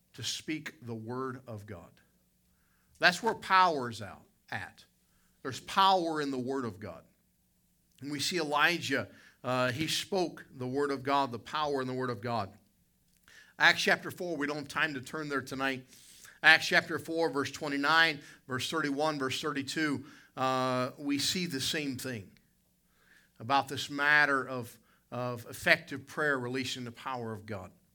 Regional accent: the South, United States; I'm from the South.

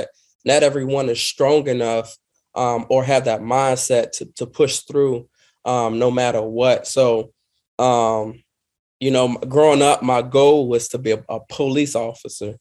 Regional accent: Washington, District of Columbia, United States; I grew up in Washington, D.C., single mother

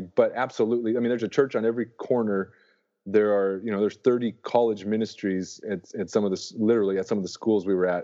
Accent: North Dakota, United States; moved away as an adult; also born or lived in Arkansas; I grew up in North Dakota

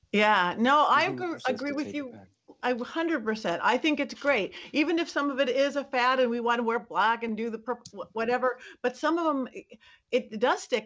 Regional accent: Lakewood, California, United States; I grew up in Lakewood, which is right by Long Beach

